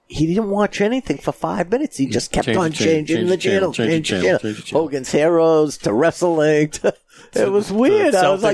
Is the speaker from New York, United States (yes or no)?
no; Methuen, Massachusetts, United States; And we grew up in Methuen.